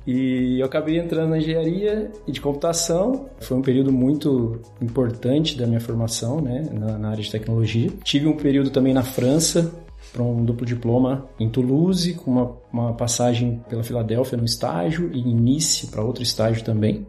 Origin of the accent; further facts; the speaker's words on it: Mogi Guaçu, São Paulo, Brazil; moved away as an adult; also born or lived in Batatais, São Paulo / Campinas; now in Berlin, Germany; Eu nasci em Batatais, interior de São Paulo, mas eu cresci em Mogi Guaçu